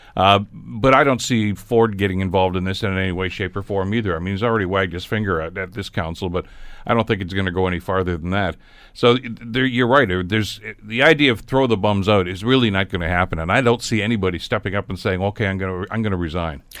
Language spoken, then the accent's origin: English; Hamilton, Ontario, Canada; I was from Hamilton